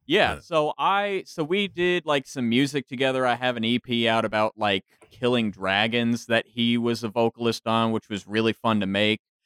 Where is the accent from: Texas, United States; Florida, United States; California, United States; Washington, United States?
Texas, United States; DFW area, North; moved away as an adult; also born or lived in San Marcos, Texas; I am actually originally from North Texas, up in the DFW area. Uh, came down here to Central Texas for school down in San Marcos, and still down that that way